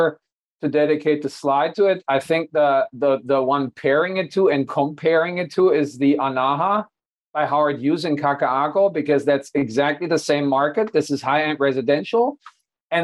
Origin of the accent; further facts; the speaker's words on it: Hanover, Lower Saxony, Germany; moved away; my hometown of Hanover